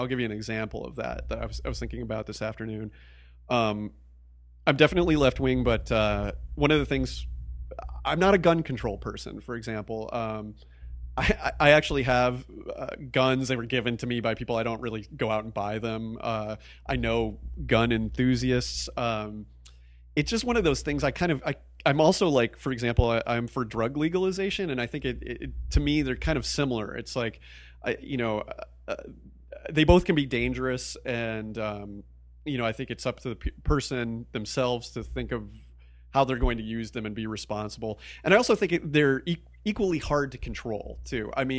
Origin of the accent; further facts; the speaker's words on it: East Coast, United States; also born or lived in Midwest, United States; I grew up in the Midwest and the East Coast. I kind of consider myself an East Coaster.